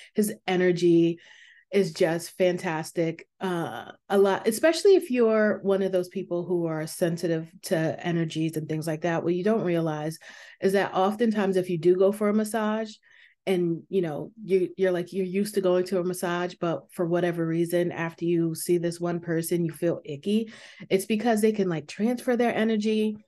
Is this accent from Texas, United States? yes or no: no; New York, United States; moved away; I am from New York